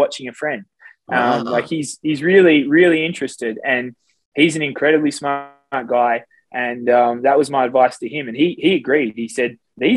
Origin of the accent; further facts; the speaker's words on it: Australia; I had a bit of a swimming background from growing up in Australia as a kid